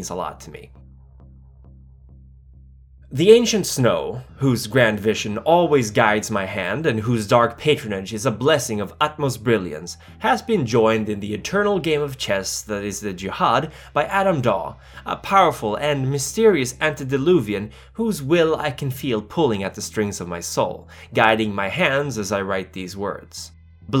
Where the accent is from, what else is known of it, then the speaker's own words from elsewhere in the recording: Stockholm, Stockholm County, Sweden; my hometown, Stockholm